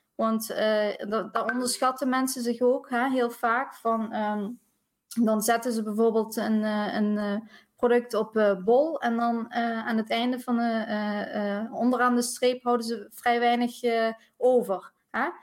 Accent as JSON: {"language": "Dutch", "region": "South Limburg", "country": "Netherlands", "accent": "Limburg", "said": "Ik eh, woon in Limburg, Zuid-Limburg, dus misschien eh, hoor je het ook aan mijn accentje"}